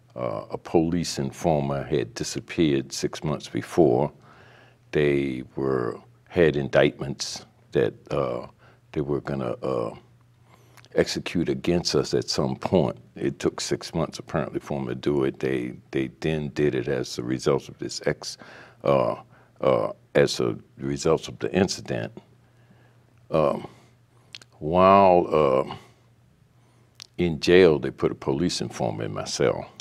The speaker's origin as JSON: {"language": "English", "town": "Baltimore", "region": "Maryland", "country": "United States", "tie": "born or raised there", "said": "I had been a, a, youth in West Baltimore uh, up until like the uh, the mid 50s"}